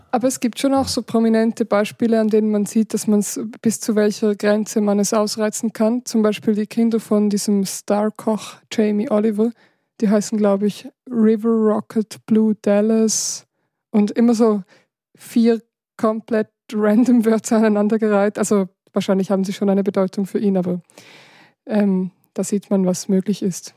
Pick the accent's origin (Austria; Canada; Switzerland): Switzerland; in der Gegend, wo ich aufgewachsen bin, also im Rheintal